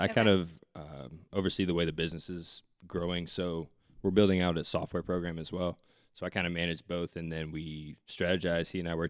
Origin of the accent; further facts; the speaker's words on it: Indiana, United States; now in Indianapolis, United States; I'm from the middle of nowhere in Indiana. We went to school and then I moved to Indianapolis right after school. So I've been in Indy for 5 years.